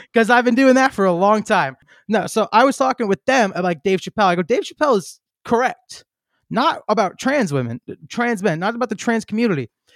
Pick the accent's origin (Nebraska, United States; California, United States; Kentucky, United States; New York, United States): New York, United States; New York City; I'm from Queens. Like, I know that kinda mentality that comes from there.